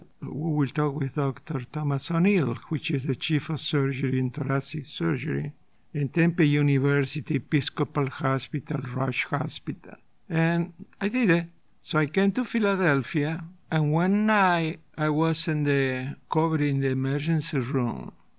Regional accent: Buenos Aires, Argentina; moved away as an adult; I came from Buenos Aires. And I came to this country by accident.

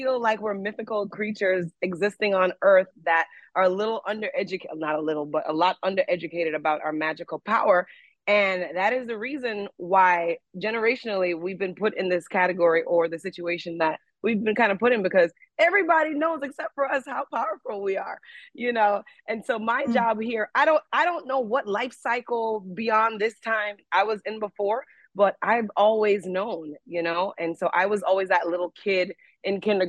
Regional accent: Jamaica; being Jamaican to me, it means pride.

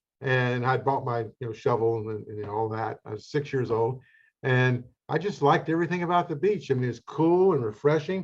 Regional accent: Charlotte, North Carolina, United States; Growing up in Charlotte, I was an outdoor person

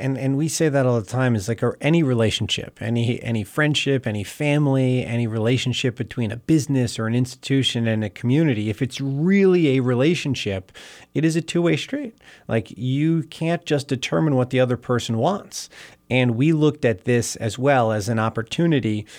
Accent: Bethlehem, Pennsylvania, United States; I grew up in Bethlehem, and it's been a wonderful place to be my whole life.

